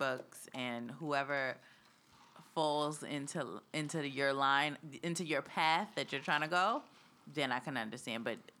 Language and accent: English; Queens, New York, United States; It seems like with the girls, we come from Queens.